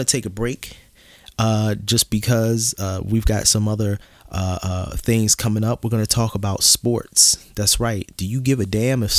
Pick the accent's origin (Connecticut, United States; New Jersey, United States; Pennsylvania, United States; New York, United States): Pennsylvania, United States; Philadelphia